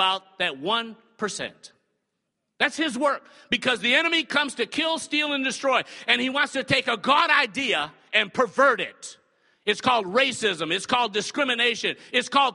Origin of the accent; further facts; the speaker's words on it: the North, United States; moved away; I'm from the North, so I've been called a Yankee so many times since I got down here